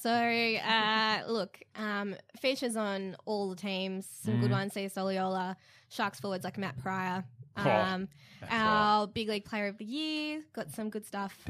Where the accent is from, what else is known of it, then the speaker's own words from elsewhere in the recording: Australia; Because I am Australian, obviously.